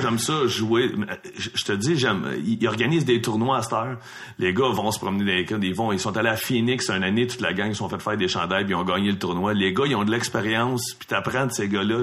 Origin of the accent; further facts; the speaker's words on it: Laval, Quebec, Canada; le même secteur, le Fabreville-Laval